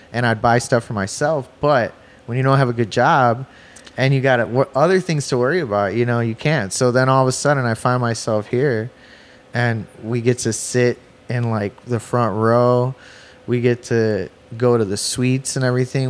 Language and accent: English; Chicago, Illinois, United States; I'm from the East Side of Chicago, but that's the nickname because it's the East Side of the Calumet River, but it's actually the far South Side.